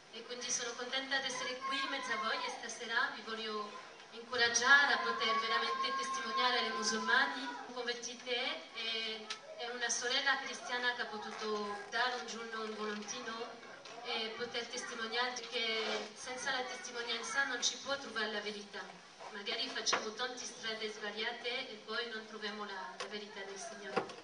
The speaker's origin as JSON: {"language": "Italian", "town": "Nice", "region": "Provence-Alpes-Côte d'Azur", "country": "France", "also_born_or_lived": "Dijon, France", "second_language": "Italian", "said": "vengo da, da Nizza in Francia e mi sono convertita 12 anni fa nella città di Dijon"}